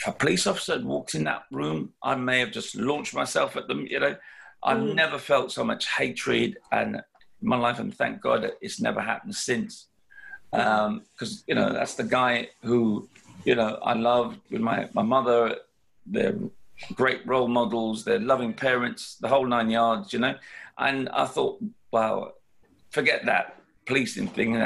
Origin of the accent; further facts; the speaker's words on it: London, United Kingdom; having been a youngster growing up in London